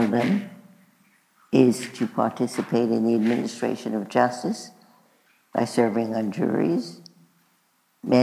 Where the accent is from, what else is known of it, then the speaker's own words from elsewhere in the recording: New York City, New York, United States; we were both born and bred in Brooklyn, New York.